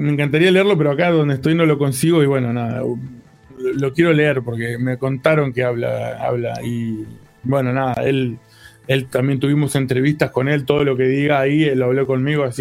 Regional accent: Comodoro Rivadavia, Chubut, Argentina; also born or lived in La Plata; donde eran mis canciones que se llamaba … que era

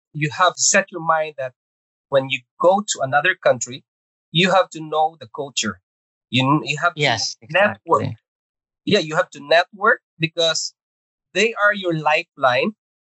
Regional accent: Visayas, Philippines; English is a second language; also born or lived in Agusan del Norte / Manila; now in Canada; So I came from Agusan del Norte. Okay, so I was born in Agusan del Norte and we moved to Visayas at age of, I think it was grade two. Yeah. And then we move again to Manila, and that is twice immigration story there.

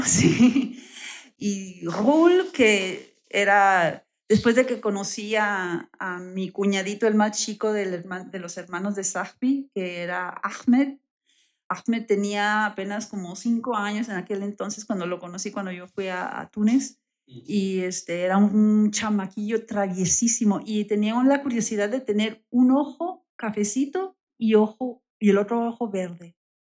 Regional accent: Tijuana, Baja California, Mexico; accent: northern; moved away as an adult; also born or lived in Bologna, Italy / Spain; now in Querétaro, Mexico; soy oriunda de Tijuana, Baja California.

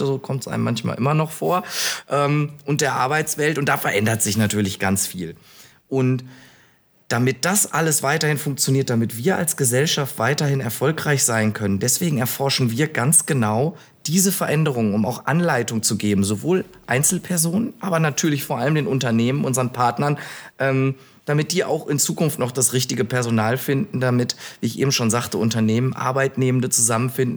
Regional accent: Bielefeld, North Rhine-Westphalia, Germany; also born or lived in Münster; now in Düsseldorf, Germany; bin gebürtig aus Bielefeld

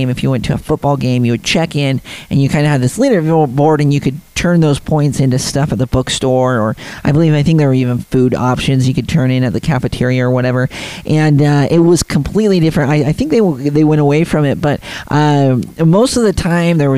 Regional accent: Ogden, Utah, United States; now in St. George, United States; Where I grew up in the Ogden area, I heard jets all the time because of Hill Air Force Base

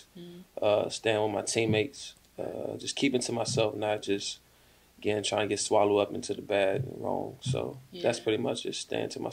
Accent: Washington, District of Columbia, United States; moved away as an adult; also born or lived in Clinton, Maryland; during school days and stuff like that, I would stay in D.C. with my grandmother throughout elementary and majority high school

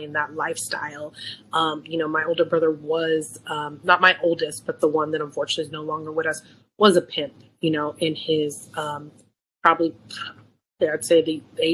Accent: San Francisco, California, United States; I'm born and raised in San Francisco

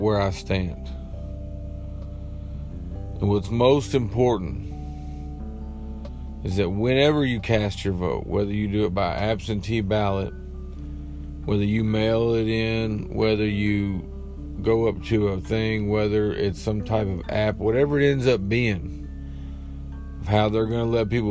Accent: United States; I am American

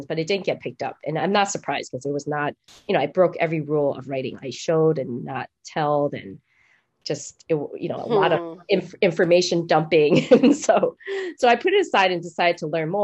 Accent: Taiwan; moved away; I'm from Taiwan. It's a completely different country

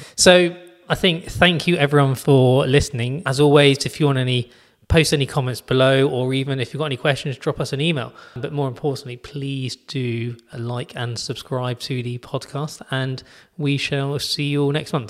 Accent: United Kingdom; being British

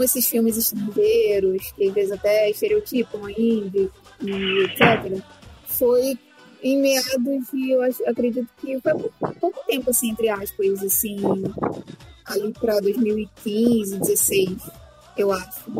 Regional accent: Rio de Janeiro, Brazil; sou do Rio de Janeiro.

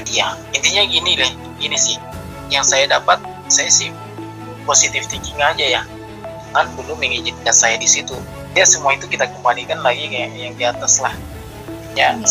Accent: Makassar, South Sulawesi, Indonesia; accent: Makassar; dulu waktu saya presentasi logat Makassar masih ada kan udah eh

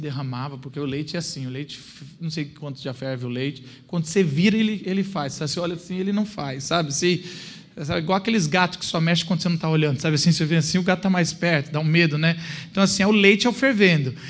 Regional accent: São Bernardo do Campo, São Paulo, Brazil; eu nasci em São Bernardo do Campo

